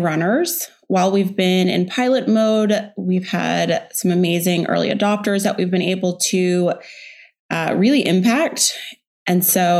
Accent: Texas, United States; also born or lived in Houston / Dallas; now in Austin, United States; I grew up in Texas, born in Houston. In middle school, we moved to Dallas

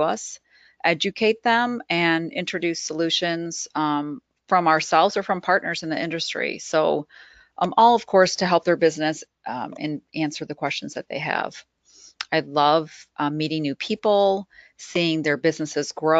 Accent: Midwest, United States; I'm from the Midwest

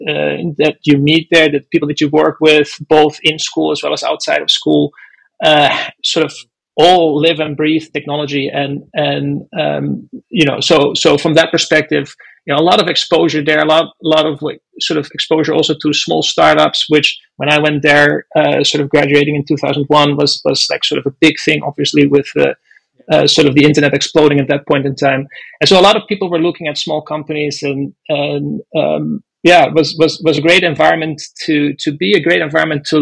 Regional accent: Netherlands; moved away as an adult; also born or lived in Boston; now in United States; I grew up in the Netherlands, did an aeronautical engineering degree there

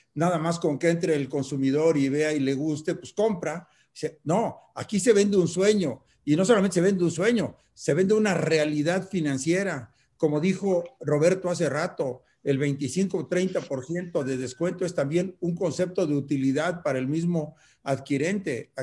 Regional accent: Mexico; como mexicano

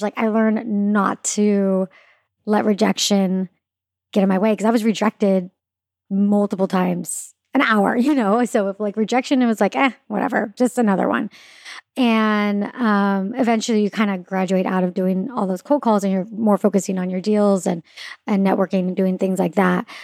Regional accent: Claremont, California, United States; also born or lived in Orange County, California / Los Angeles, California; grew up actually in a city called Claremont, which is not in Orange County.

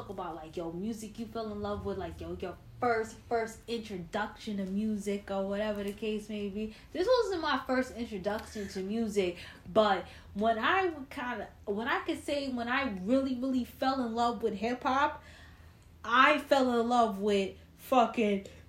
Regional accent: New York, United States; also born or lived in California; I was born in Cali, and I was raised in New York. I came back to New York when I was 6 months years old, and I've been here ever since.

